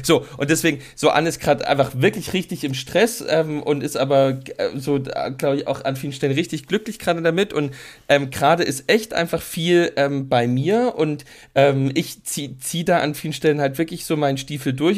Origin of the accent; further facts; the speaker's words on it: East Germany, Germany; als Ossi-Kind